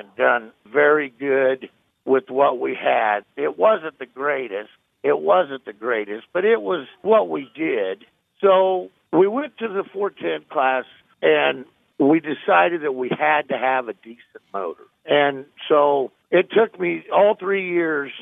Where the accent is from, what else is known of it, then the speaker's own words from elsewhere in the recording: Des Moines, Iowa, United States; also born or lived in Knoxville, Iowa; I grew up in Des Moines and Knoxville